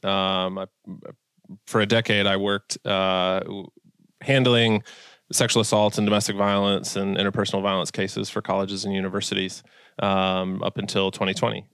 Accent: Massachusetts, United States; moved away as an adult; also born or lived in Milwaukee, Wisconsin; now in Minnesota, United States; I'm from, uh, Massachusetts originally, you know, born and raised out there

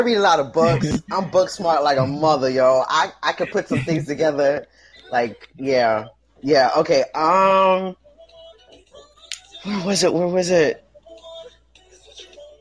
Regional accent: South Florida, United States; South Florida

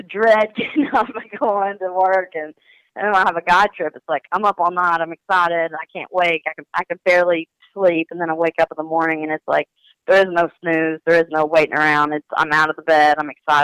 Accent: Ashland, Kentucky, United States; moved away as an adult; also born or lived in Green River Lake, Kentucky; I'm originally from Ashland, Kentucky

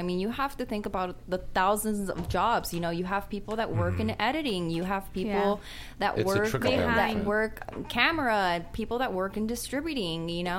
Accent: San Fernando Valley, California, United States; I was born and raised in Porn Valley, as they call it, and you know, and I love it.

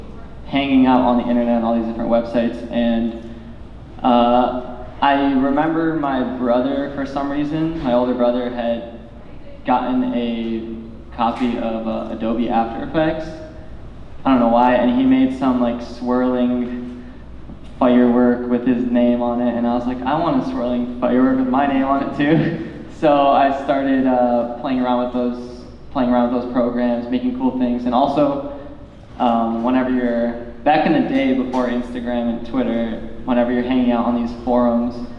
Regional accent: Detroit, Michigan, United States; I'm from Detroit, Michigan

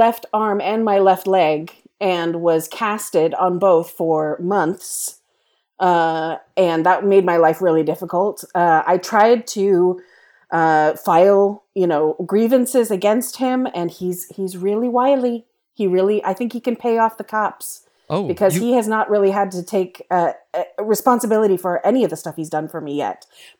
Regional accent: Nebraska, United States; And he was asking about what it was like growing up in Nebraska, and I hadn't told him that I grew up in Nebraska.

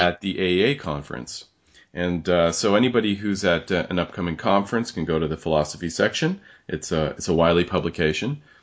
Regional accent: Canada; we're Canadians

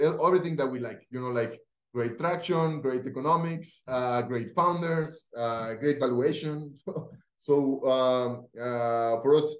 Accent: Cali, Valle del Cauca, Colombia; English is a second language; Felipe, Juan Martin, they are from my hometown in Cali. We all went to study to school together with the founders from Rappi

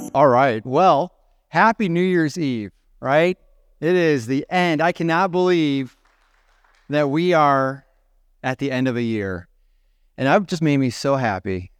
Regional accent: Genoa, Illinois, United States; moved away as an adult; also born or lived in Bethalto, Illinois; now in Chicago area, United States; I'm from Genoa

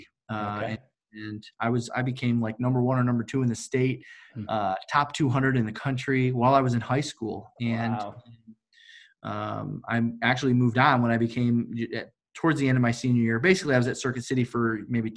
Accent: Detroit, Michigan, United States; I'm from Detroit, Michigan.

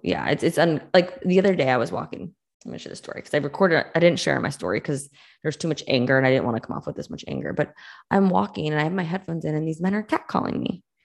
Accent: Massachusetts, United States; I grew up in Mass

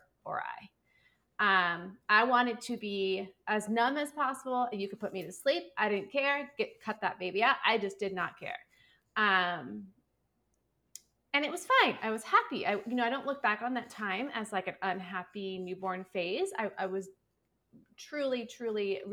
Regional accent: California, United States; now in Phoenix, United States; I am from California

